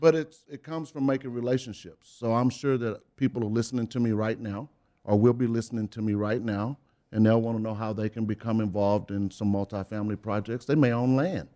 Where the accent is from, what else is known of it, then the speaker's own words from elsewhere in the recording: Beaumont, Texas, United States; In Beaumont, Texas